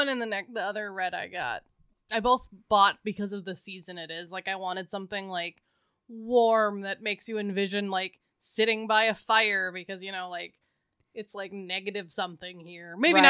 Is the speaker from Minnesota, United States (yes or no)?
yes; Minnesota, United States; as a Minnesotan